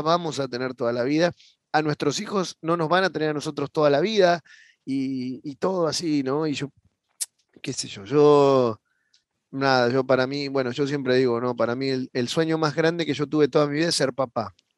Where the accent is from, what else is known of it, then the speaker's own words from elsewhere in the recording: Buenos Aires, Argentina; yo soy de Buenos Aires, Argentina, y, bueno, desde pequeño